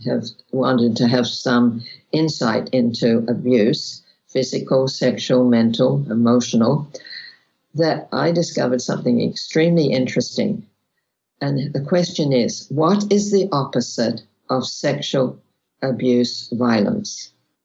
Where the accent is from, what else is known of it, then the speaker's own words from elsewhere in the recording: Australia; I was born in Australia.